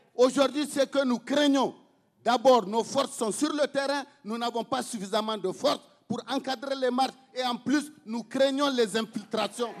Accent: Niger; il est question de notre pays. Il est question du Niger

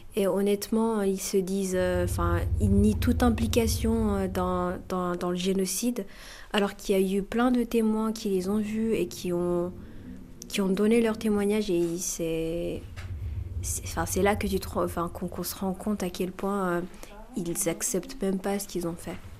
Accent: Muranga, Southern Province, Rwanda; now in Lyon, France; je viens du Rwanda, euh, d'une village qui s'appelle Muranga, c'est dans le sud du pays.

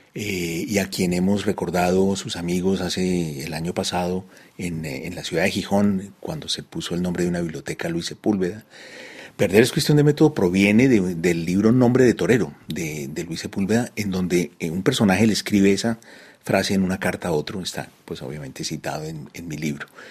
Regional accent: Bogotá, Colombia; moved away as an adult; also born or lived in Paris / Madrid / Delhi; now in Cali, Colombia; yo volví a Colombia, que era el país pues, del que yo me había ido a los 19 años. Eh, pero no volví a mi ciudad, a Bogotá

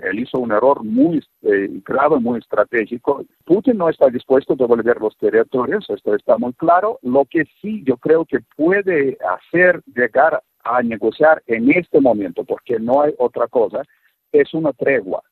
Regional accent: Russia; moved away; un ruso viviendo fuera de Rusia muchos años

